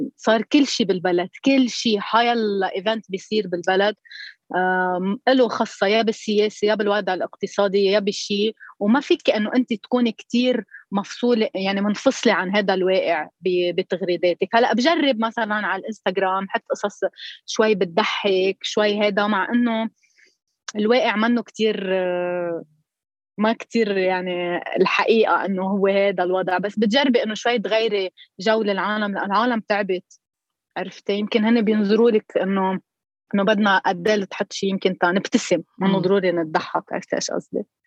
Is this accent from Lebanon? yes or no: yes; Koura, North Governorate, Lebanon; accent: Koura dialect; هيدي هي اللهجه الاساس تبع اهل الكوره